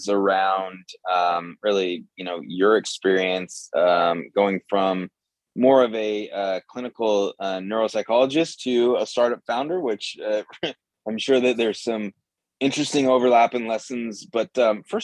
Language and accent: English; United States; I'm from the United States. We are headquartered in Seattle